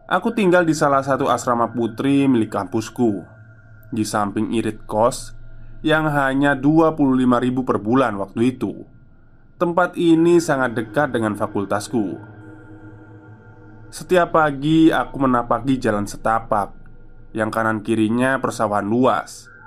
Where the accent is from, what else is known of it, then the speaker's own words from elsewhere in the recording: Luwu, South Sulawesi, Indonesia; moved away; Aku perantau di kota ini Asalku dari kota Luwu, Sulawesi Tengah Mungkin teman-teman merasa kurang familiar dengan kota itu.